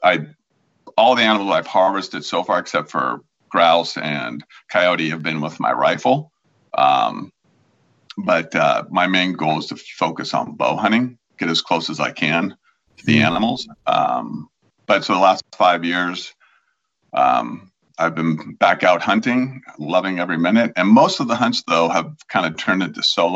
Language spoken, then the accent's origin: English; Washington, United States; also born or lived in Pittsburgh, Pennsylvania; lived in Washington since 1971. I'm originally from the East Coast, so from Pennsylvania, the Pittsburgh area, but I've been here since I was seven in Washington